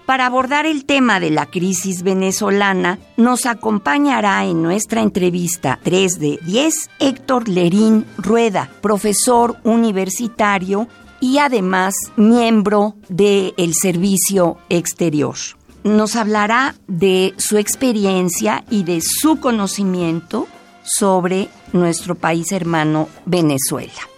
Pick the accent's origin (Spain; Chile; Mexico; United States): Mexico; como mexicana que soy